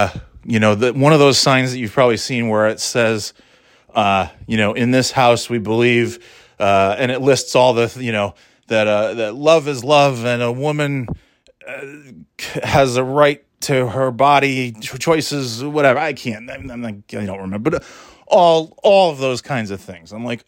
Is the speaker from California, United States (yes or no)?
no; New York, United States; So I was really being from New York, of course, that's all you see is Mets, Yankees, Giants, Bills, Jets, Knicks, stuff.